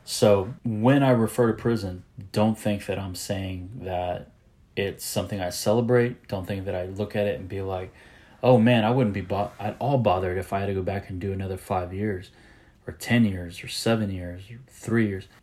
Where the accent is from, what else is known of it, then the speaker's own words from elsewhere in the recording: San Antonio, Texas, United States; I am a Texan. I'm from San Antonio, Texas